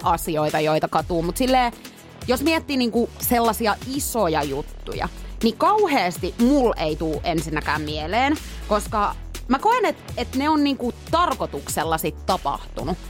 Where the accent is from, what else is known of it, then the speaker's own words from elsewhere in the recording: Pori, Satakunta, Finland; now in Helsinki, Finland; mä oon muuttanut pois Porista